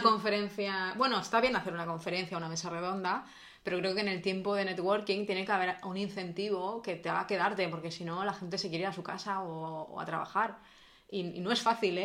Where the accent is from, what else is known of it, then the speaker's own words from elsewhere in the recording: Catalonia, Spain; also born or lived in Madrid; somos los catalanes